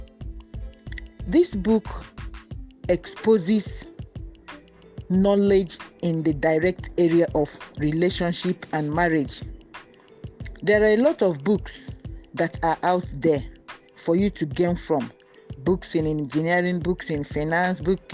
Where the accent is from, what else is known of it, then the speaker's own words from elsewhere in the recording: Nigeria; I am a Nigerian, an agric engineer.